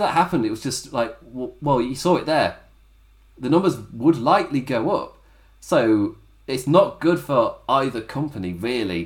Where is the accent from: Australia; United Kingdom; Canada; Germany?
United Kingdom; England; I'm English as well